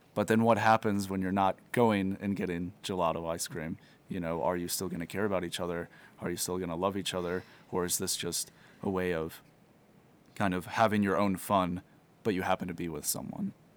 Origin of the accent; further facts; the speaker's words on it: Missouri, United States; moved away; I'm originally from Missouri, and I'm a seminarian at Jordanville Holy Trinity Seminary